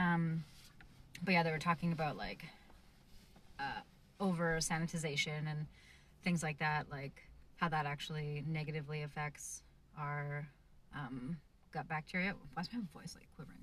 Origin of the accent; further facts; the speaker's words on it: Canada; I come from Canada where there's like a lot of land available